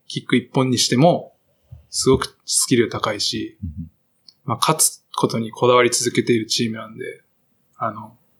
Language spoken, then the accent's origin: Japanese; Nagasaki, Japan; moved away; 長崎帰ったら、安心する